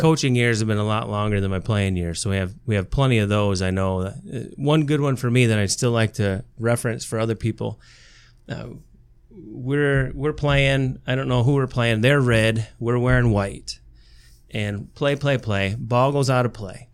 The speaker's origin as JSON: {"language": "English", "town": "Tecumseh", "region": "Michigan", "country": "United States", "tie": "born or raised there", "also_born_or_lived": "Big Rapids, Michigan", "said": "I grew up in Tecumseh, Michigan, down in Lenawee County"}